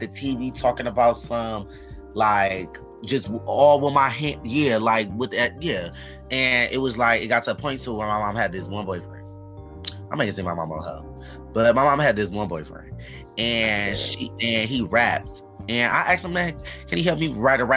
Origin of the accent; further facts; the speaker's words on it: Cleveland, Ohio, United States; I'm from Cleveland